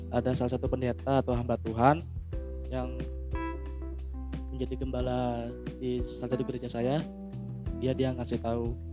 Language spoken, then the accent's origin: Indonesian; Surabaya, East Java, Indonesia; kan asal saya dari Surabaya tuh